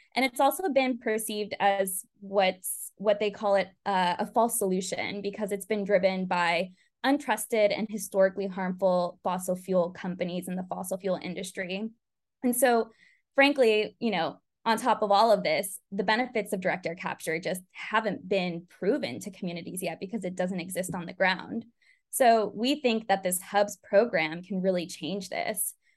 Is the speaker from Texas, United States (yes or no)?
no; California Central Valley, United States; Growing up in California Central Valley